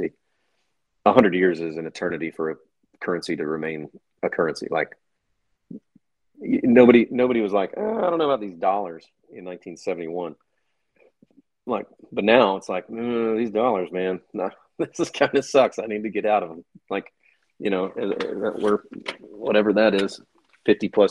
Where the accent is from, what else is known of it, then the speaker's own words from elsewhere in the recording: United States; me being an American